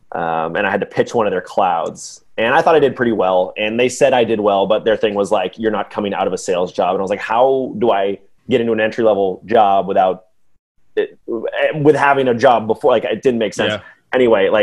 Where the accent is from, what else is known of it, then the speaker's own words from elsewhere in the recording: Atlanta, Georgia, United States; now in Bay Area, United States; I guess originally I'm from Atlanta, Georgia.